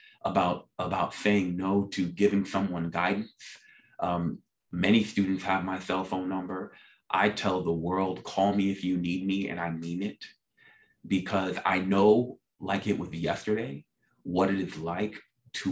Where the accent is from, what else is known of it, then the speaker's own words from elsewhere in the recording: New York City, New York, United States; I grew up, as I mentioned, in South Jamaica, Queens, New York.